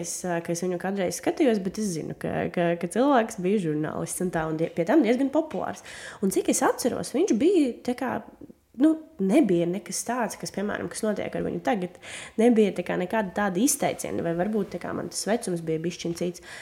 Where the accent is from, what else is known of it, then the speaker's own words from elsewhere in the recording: Daugavpils, Latgale, Latvia; first language Russian; Latvian is a second language; now in Riga, Latvia; esmu no Daugaupils. Uh, piedzimu Daugaupilī, izaugu Daugaupilī, mācījos Daugaupilī, pabeidzu Krievu skolu